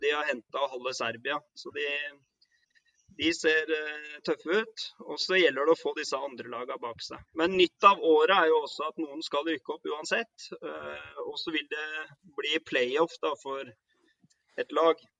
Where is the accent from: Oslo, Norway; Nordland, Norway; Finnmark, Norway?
Oslo, Norway; moved away as an adult; also born or lived in Northern Norway / Førde; now in Faroe Islands; jeg er jo fra Kampen, da. Eh, Nordmannsgata